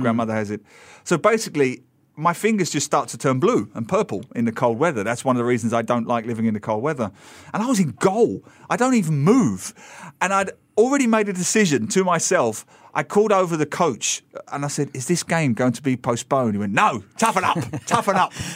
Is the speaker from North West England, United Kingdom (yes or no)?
no; London, United Kingdom; now in Singapore; I grew up in London.